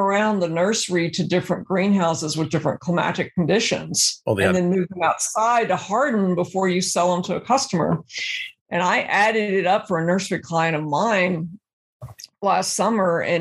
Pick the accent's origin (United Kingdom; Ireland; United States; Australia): United States; Brownwood, Texas; also born or lived in Dallas, Texas; I grew up in Brownwood, ranching on both sides of my family